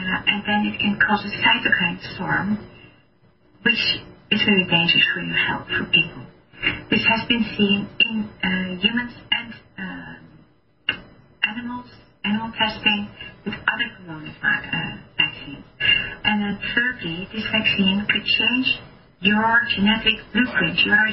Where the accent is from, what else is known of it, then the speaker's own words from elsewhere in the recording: Netherlands; I'm a doctor from the Netherlands.